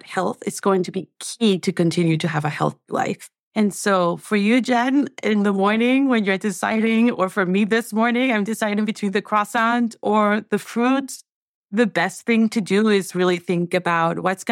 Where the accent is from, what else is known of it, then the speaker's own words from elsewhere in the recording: Venezuela; moved away; I'm from Venezuela. And I think that one of the things that had to go in every meal growing up was plantains